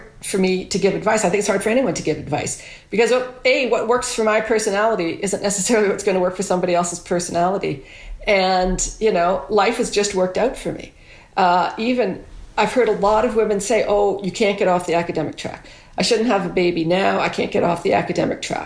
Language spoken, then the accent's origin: English; Guelph, Ontario, Canada; moved away as an adult; I came all the way home to Guelph, my hometown